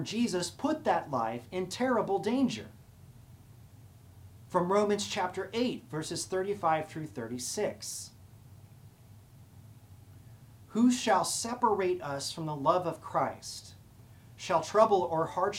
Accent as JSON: {"language": "English", "country": "United States", "said": "we live in a country where we believe in freedom"}